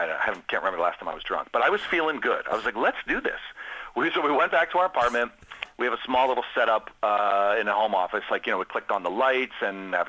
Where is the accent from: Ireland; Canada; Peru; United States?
United States; Washington, District of Columbia; I'm from Washington, D.C., so I'm a Caps fan